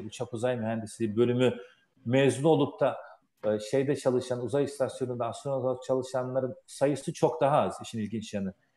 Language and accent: Turkish; Turkey; now in United States; Amerika'da da yaşasak gönlümüz Türkiye'de. Türküz.